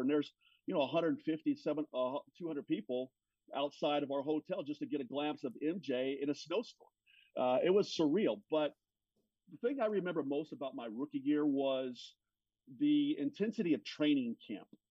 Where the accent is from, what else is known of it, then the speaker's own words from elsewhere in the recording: Los Angeles, California, United States; I grew up in Los Angeles